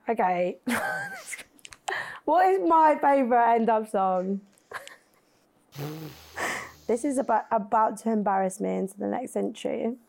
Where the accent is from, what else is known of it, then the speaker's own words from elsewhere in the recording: Bicester, South East England, United Kingdom; I was from Bicester, near Oxford.